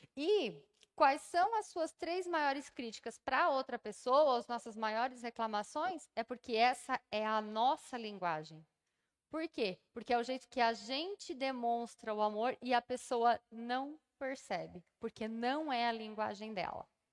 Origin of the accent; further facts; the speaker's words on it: Brazil; todos nós somos brasileiros